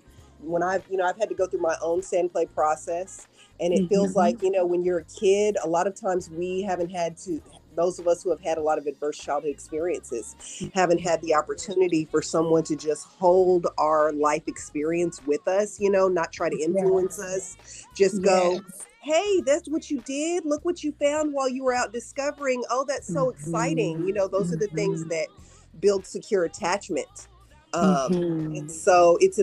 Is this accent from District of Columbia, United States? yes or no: no; New York, United States; also born or lived in Texas / Dallas; now in Nashville, United States; I'm originally from New York. And then I lived in Texas for a really long time